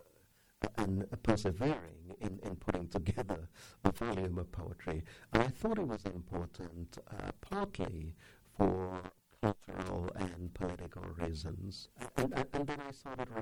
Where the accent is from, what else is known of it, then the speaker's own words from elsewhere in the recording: England, United Kingdom; moved away as an adult; also born or lived in India; now in United States; When I was 3 years old, my parents moved to England. So I lived my life in England, had my education there, and came to America in 87, where I've been ever since.